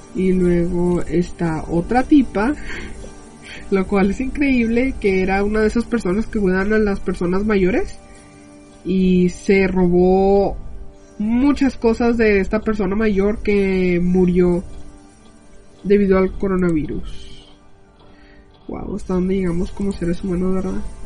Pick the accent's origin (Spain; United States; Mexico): United States; yo soy americana